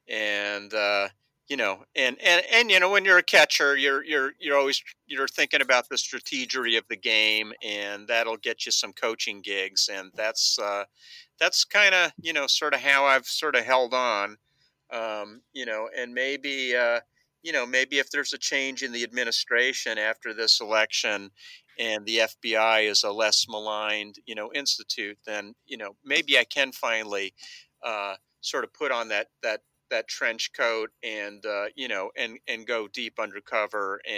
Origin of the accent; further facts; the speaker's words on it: Lexington, Kentucky, United States; I grew up in Lexington, Kentucky